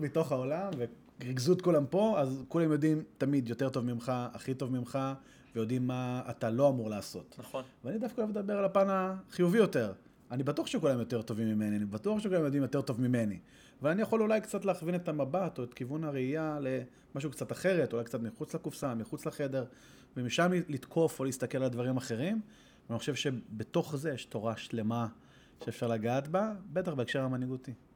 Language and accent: Hebrew; Israel; ישראלי, גדלתי פה, אמנם דובר אנגלית